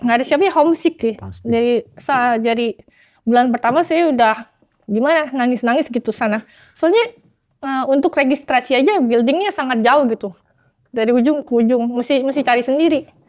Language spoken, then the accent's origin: Indonesian; Jakarta, Indonesia; moved away as an adult; also born or lived in Hong Kong; now in Oxford, United Kingdom; lahir sampai SMA di Tanjung Duren, Jakarta Barat